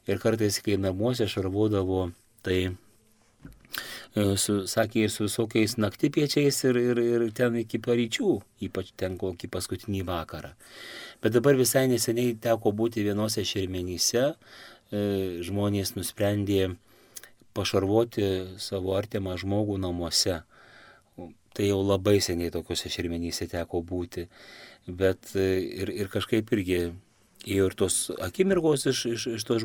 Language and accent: Lithuanian; Prienai, Kaunas County, Lithuania; aš pats iš Prienų, Dzukijoje, E, Suvalkyjoje, Zanavikijoje